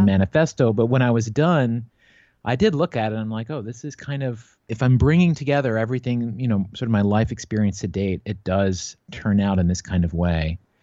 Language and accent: English; Newport, Virginia, United States; moved away as an adult; also born or lived in New York City; now in Los Angeles, United States; I grew up in a place called Newport, Virginia. It's yeah. in Giles County, about a half hour outside Blacksburg